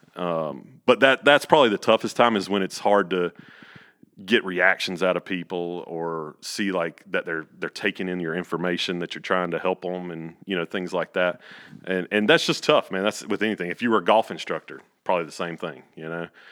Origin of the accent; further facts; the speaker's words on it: central North Carolina, United States; I was born in Pinehurst, but I probably lived, like, fifteen, twenty minutes from Pinehurst.